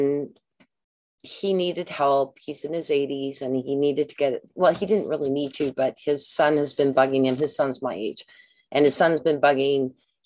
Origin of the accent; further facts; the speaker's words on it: Canada; I'm a Canadian